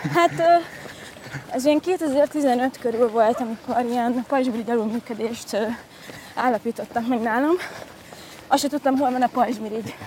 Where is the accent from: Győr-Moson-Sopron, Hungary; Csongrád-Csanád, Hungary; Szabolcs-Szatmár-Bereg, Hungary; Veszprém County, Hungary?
Győr-Moson-Sopron, Hungary; Győr; moved away as an adult; now in Budapest, Hungary; a gimnáziumban elkezdtem a Győri Nemzetiben, Győri Nemzetinek a stúdiójában tanulni színészetet